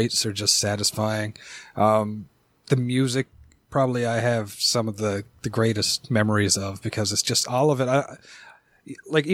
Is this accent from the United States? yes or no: no; Canada; I'm Canadian